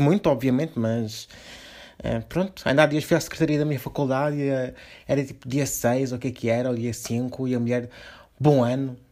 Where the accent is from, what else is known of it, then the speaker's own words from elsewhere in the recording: Lisbon, Portugal; Nós somos de Lisboa